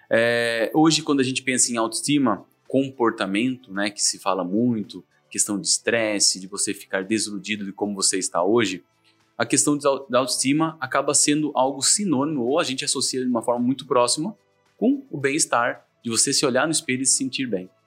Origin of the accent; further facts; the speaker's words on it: Laranjal Paulista, São Paulo, Brazil; sou uma pessoa que veio lá do interior, um pouquinho mais interior do que Sorocaba, sou de Laranjal Paulista, nascido lá, criado lá, e com meus 18 anos fui fazer faculdade.